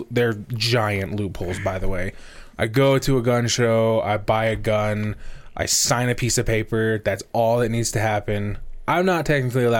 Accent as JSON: {"language": "English", "region": "Arizona", "country": "United States", "tie": "born or raised there", "moved": "yes", "lives_now": "Utah, United States", "said": "I grew up in Arizona"}